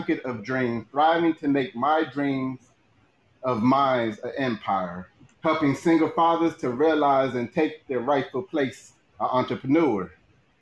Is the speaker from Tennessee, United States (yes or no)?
no; Cincinnati, Ohio, United States; moved away; also born or lived in Maryland; I am originally from Cincinnati.